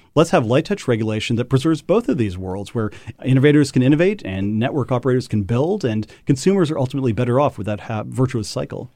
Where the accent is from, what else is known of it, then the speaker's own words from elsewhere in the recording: Parsons, Kansas, United States; my hometown of Parsons, Kansas